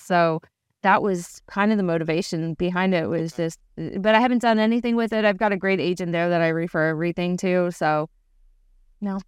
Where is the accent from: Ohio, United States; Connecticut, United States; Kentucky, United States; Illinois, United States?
Kentucky, United States; Louisville; now in Big Bear Lake, United States; I'm from Louisville, Kentucky.